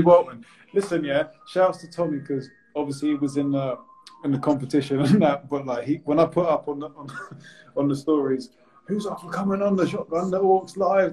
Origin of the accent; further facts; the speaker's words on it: Bournemouth, South West England, United Kingdom; moved away as an adult; I'm from Bournemouth as well